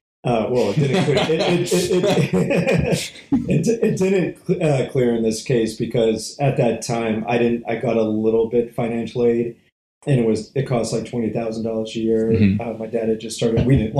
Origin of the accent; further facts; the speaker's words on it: Northborough, Massachusetts, United States; moved away as an adult; also born or lived in San Francisco Bay Area, California; now in Atlanta, United States; Born and raised about a half an hour west of Boston.